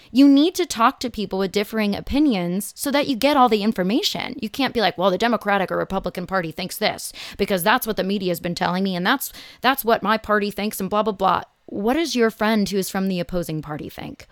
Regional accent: Los Angeles, California, United States; also born or lived in Phoenix, Arizona; growing up in Los Angeles

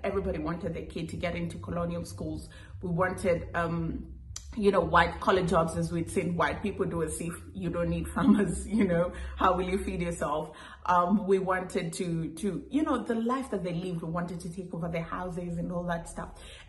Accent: Kenya; I grew up in Kenya, which is an English-speaking country because we are a former British colony.

